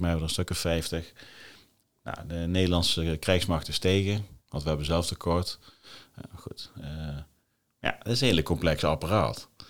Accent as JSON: {"language": "Dutch", "country": "Netherlands", "said": "wij als Nederlanders"}